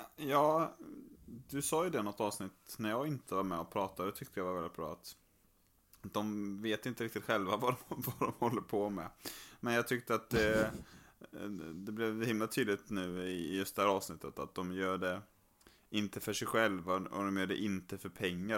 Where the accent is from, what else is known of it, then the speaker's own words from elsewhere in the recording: Skövde, Västra Götaland, Sweden; moved away; här hemma i Skövde där jag är och, och hälsar på och spenderar en del av sommaren också